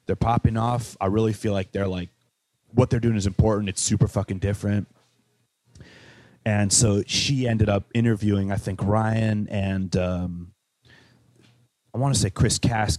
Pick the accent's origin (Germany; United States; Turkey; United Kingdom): United Kingdom; Wales; So like growing up in Wales, I had this friend, James Ranson, who lived in Manchester.